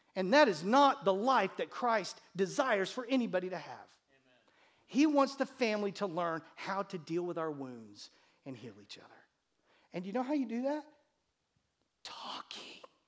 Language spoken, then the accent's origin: English; United States; my parents who gave birth to me on this continent, in this country